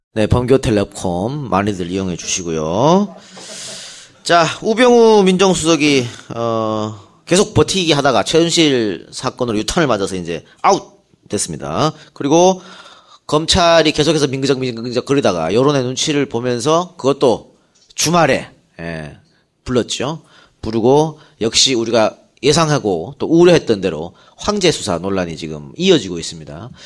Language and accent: Korean; Yeongju, North Gyeongsang, South Korea; 영주 출신이거든